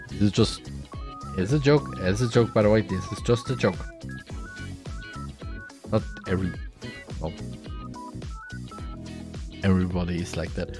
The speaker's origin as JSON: {"language": "English", "country": "Austria", "first_language": "German", "second_language": "English", "said": "I'm from Austria. In Austria, our native language is German"}